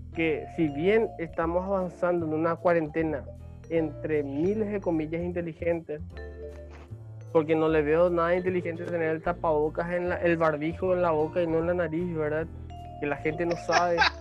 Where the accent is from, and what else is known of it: Paraguay